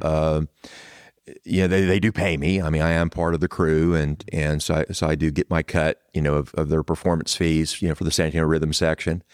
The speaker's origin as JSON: {"language": "English", "town": "San Antonio", "region": "Texas", "country": "United States", "tie": "born or raised there", "said": "I am a Texan. I was born here in San Antonio"}